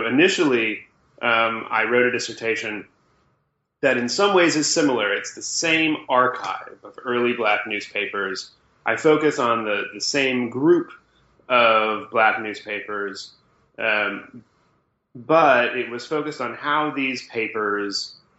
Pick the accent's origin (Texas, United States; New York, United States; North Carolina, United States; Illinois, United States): Illinois, United States; Well, I'm a Midwesterner being raised, I suppose. I grew up outside Chicago